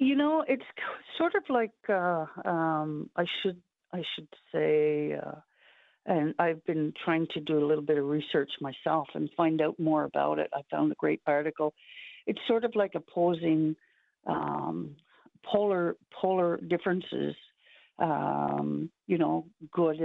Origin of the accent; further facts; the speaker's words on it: Hopedale, Newfoundland and Labrador, Canada; growing up in Hopedale